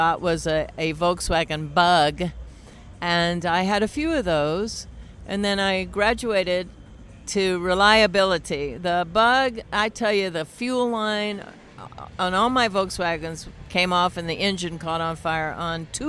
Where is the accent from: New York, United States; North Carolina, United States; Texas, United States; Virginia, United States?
Texas, United States; Fort Worth; I grew up in Fort Worth, Texas